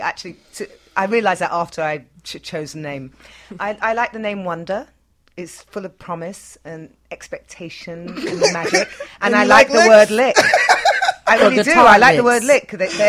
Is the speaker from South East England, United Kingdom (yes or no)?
no; London, United Kingdom; now in New York, United States; I'm from London, England